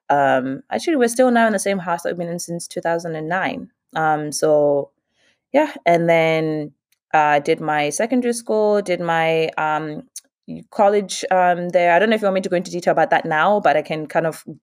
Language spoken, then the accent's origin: English; Bulawayo, Zimbabwe; born there; I was born in Zim. I was born in Bulawayo, and I have kind of moved around to be honest.